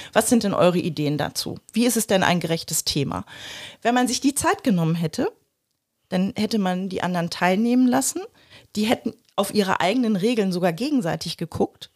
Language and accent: German; Germany; bei uns in Deutschland